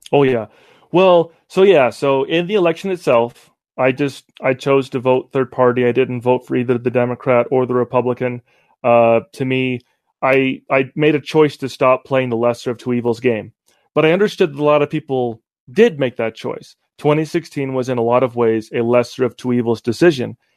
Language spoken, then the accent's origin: English; Utah, United States; also born or lived in Cleveland, Ohio; I was raised here in Utah